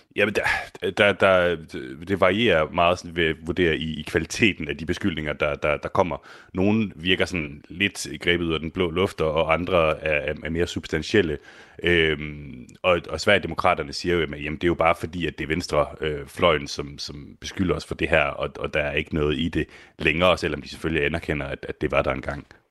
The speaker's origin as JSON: {"language": "Danish", "country": "Denmark", "said": "jeg er fra Danmark"}